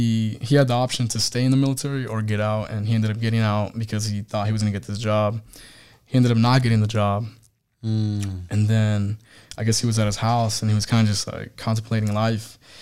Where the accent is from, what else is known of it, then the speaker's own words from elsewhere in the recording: Missouri, United States; So I'm from Missouri to 29 Palms, California.